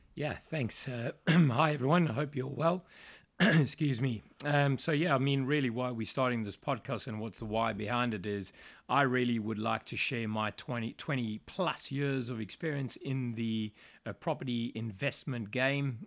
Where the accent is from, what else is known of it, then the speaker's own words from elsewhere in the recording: Johannesburg, Gauteng, South Africa; moved away as an adult; now in United Kingdom; I'm actually South African, born and raised in Johannesburg, South Africa. Uh, I lived there all my life until I came here in 2003.